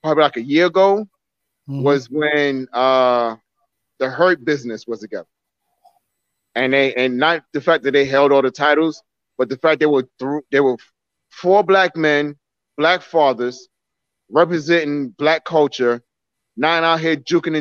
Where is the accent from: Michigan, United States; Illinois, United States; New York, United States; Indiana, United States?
New York, United States; New York City; moved away as an adult; also born or lived in New Jersey; now in North Carolina, United States; I grew up in Brownsville